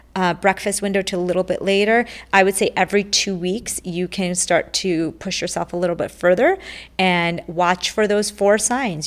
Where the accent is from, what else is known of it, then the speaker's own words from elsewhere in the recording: India; I was born in India